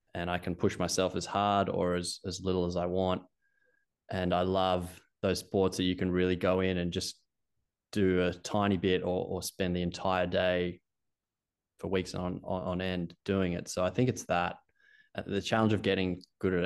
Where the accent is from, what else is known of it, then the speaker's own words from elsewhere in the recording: Australia; accent: Australian; moved away as an adult; also born or lived in Canada; you can hear from my accent. Being Australian